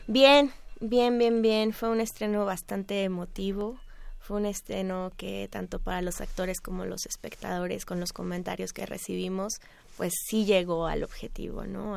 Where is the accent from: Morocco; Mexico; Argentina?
Mexico; Yo tenía una inquietud como mexicana